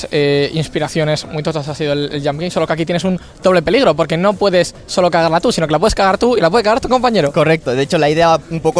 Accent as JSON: {"language": "Spanish", "town": "Barcelona", "region": "Catalonia", "country": "Spain", "said": "Somos de Barcelona."}